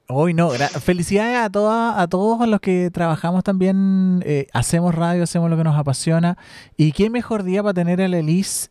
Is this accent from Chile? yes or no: yes; Chile